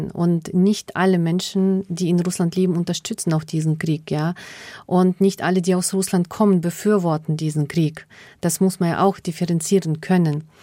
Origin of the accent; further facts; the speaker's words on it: Germany; ich bin eine Deutsche mit finnischen Wurzeln, eben auch mit diesem Bezug zu Karelien, der finnischen Kultur und Sprache mit denen ich aufgewachsen bin, die mir auch sehr wichtig sind nach wie vor.